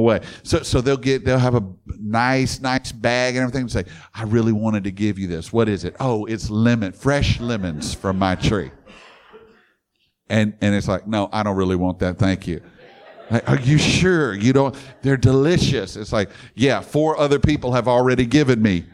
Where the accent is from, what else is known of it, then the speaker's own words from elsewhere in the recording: Baton Rouge, Louisiana, United States; I grew up in Baton Rouge with LSU